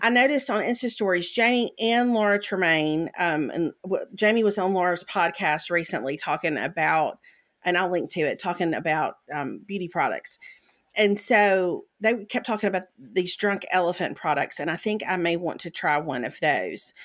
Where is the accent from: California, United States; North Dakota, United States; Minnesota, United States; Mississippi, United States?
Mississippi, United States; I grew up in Mississippi